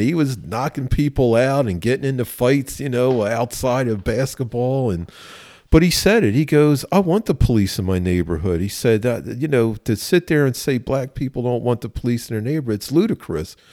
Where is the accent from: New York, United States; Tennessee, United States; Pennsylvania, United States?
Pennsylvania, United States; Philadelphia; I grew up in West Philly